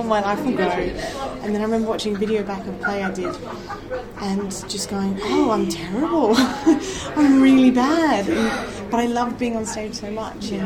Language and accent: English; Adelaide, South Australia, Australia; accent: Australian; now in United Kingdom; I'm from Adelaide